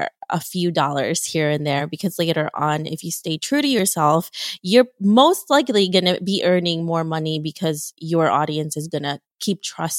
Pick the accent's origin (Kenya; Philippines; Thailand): Philippines; moved away; I'm from the Philippines and I immigrated from there.